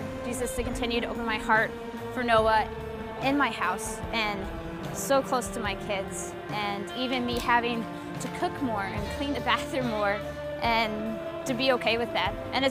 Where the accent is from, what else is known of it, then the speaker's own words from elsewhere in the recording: Indiana, United States; moved away as an adult; now in Montreal, Canada; Living in Montreal is way different than my life growing up in Indiana.